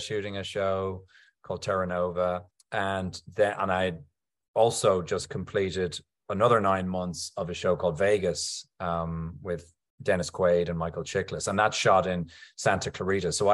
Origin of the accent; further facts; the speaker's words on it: Ireland; I'm Irish